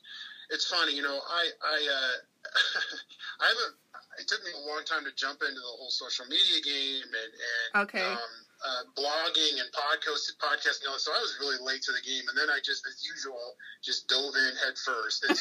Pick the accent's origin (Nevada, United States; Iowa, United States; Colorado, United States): Iowa, United States; Des Moines; I grew up in Des Moines, Iowa